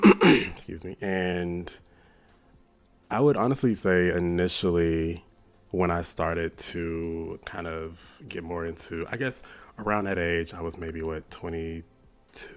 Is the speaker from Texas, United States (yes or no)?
yes; Houston, Texas, United States; was born and raised in Houston, Texas